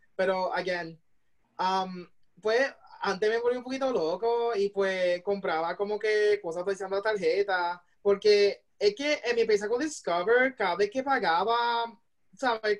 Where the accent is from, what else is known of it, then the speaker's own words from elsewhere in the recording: Puerto Rico; moved away as an adult; now in Illinois, United States; ser parte o sea, de la diáspora y de hacer una diferencia como puertorriqueño aquí en los Estados Unidos